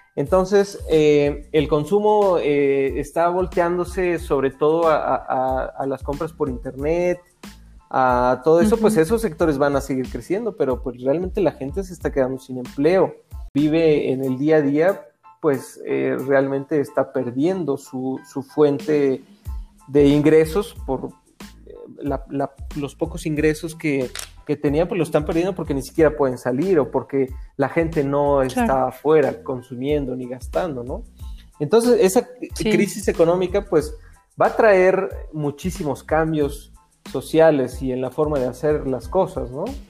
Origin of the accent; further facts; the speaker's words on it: Mexico; yo espero que como mexicanos